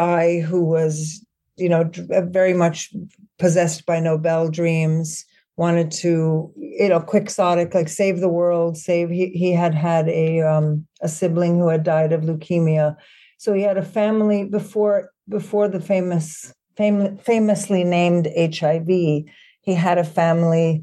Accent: Sweden; moved away as an adult; also born or lived in New York City, United States; now in United States; I was born in New York City, but then had most of my childhood in Sweden from the age of 11 to 18, then returned to the States

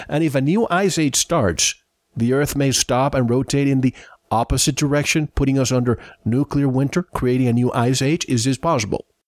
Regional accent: Santiago, Santiago Metropolitan Region, Chile; I'm from Santiago

